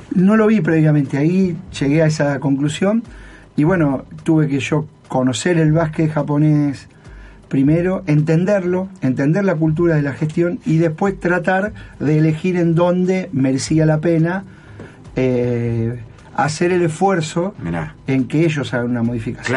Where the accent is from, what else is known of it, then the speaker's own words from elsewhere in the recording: Argentina; moved away as an adult; also born or lived in Alicante / Rafaela; now in Japan; soy argentino